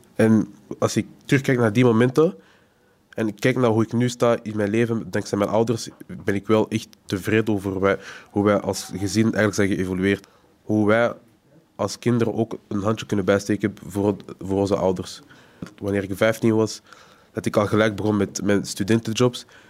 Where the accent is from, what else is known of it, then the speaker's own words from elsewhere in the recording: Antwerp, Flanders, Belgium; Geboren in Antwerpen